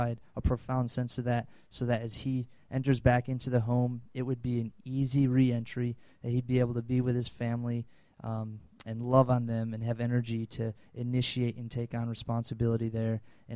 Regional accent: Wisconsin, United States; I'm from Wisconsin

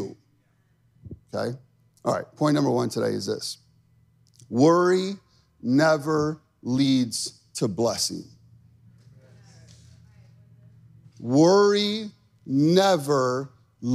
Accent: Chicago, Illinois, United States; I grew up in Chicago

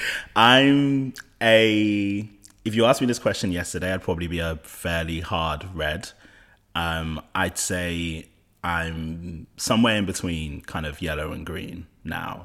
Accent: London, United Kingdom; I'm of Nigerian heritage, from West London. I grew up in West London

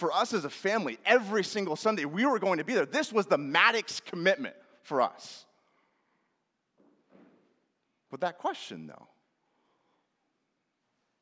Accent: Northwest Washington, United States; my family and I grew up in Northwest Washington in a small little town right on the Canadian border

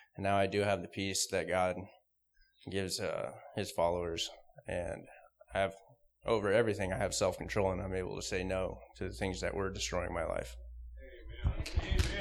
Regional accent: Lodi, California, United States; I was born and raised in Lodi

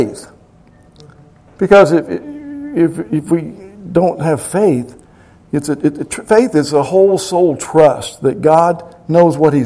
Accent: Kentucky, United States; I'm from Kentucky

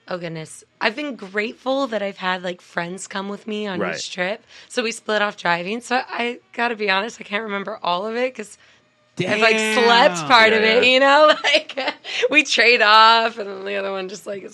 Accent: California, United States; I mean, it's still something else when I come back to my home state.

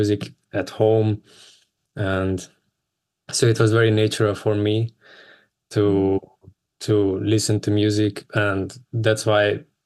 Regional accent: Vienna, Austria; also born or lived in United States; I'm coming from Vienna

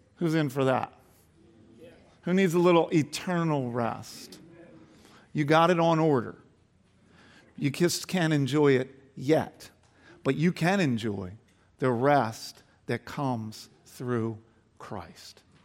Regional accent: Delaware County, Pennsylvania, United States; I grew up in Delaware County, so not far from here

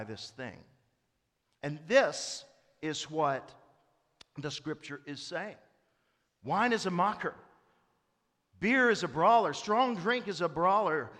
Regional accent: East Tennessee, United States; I'm from East Tennessee, and I have grandfathers on both sides who either made it or ran the truck

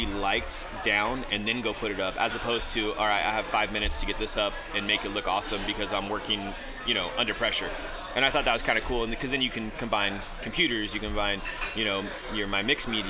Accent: Anderson, California, United States; moved away as an adult; also born or lived in Redding, California; now in Las Vegas, United States; I'm actually from a smaller town outside of Redding called Anderson, California

